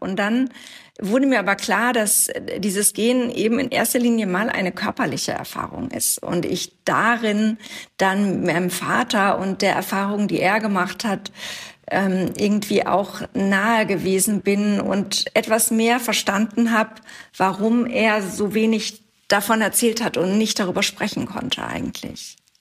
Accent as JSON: {"language": "German", "town": "Wedel", "region": "Schleswig-Holstein", "country": "Germany", "tie": "born or raised there", "said": "ich komme aus Wedel, das ist der Ort, in dem ich aufgewachsen bin, in der Nähe von Hamburg"}